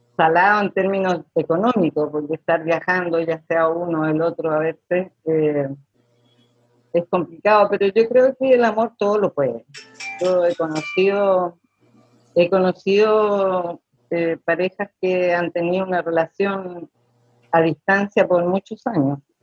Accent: Chile; soy chilena

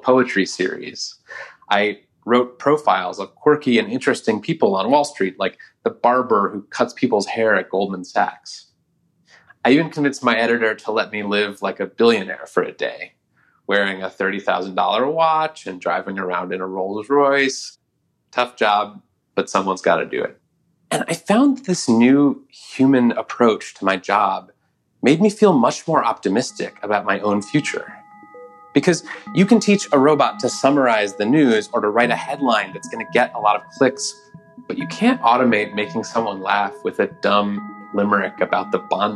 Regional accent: Oakland, California, United States; my hometown of Oakland, California

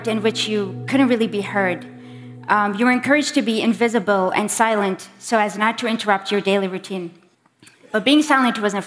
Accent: Bahrain; I am from Bahrain

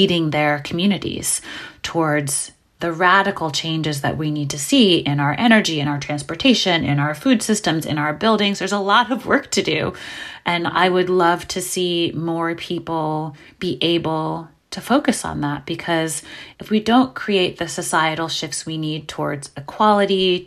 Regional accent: New York City, New York, United States; I'm from New York City and I grew up in Brooklyn in the 80s

